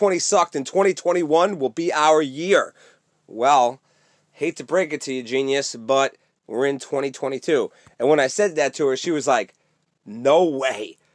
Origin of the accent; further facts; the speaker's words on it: New York, United States; also born or lived in California; I'm from New York